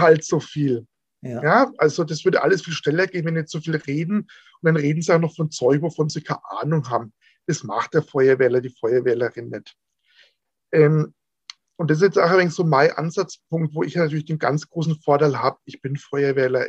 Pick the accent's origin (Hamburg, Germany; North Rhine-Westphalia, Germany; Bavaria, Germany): Bavaria, Germany; Franconia; Bei uns in Franken